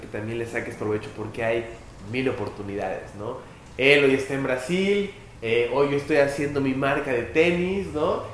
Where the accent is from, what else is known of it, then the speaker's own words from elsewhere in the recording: Puebla, Mexico; yo soy de Puebla